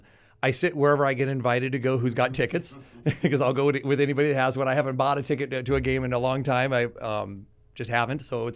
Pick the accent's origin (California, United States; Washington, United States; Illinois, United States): California, United States; Pasadena; I grew up in Pasadena.